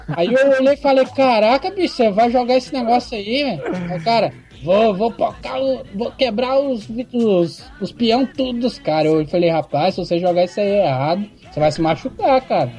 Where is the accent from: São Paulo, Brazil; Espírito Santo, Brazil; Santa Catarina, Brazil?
Espírito Santo, Brazil; Vitória; sou do Espírito Santo, Vitória